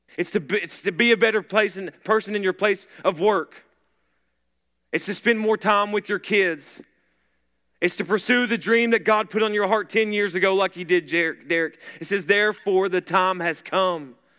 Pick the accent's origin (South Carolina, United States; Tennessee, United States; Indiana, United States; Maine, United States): Tennessee, United States; Clinton; we're from Clinton. We're East Tennessee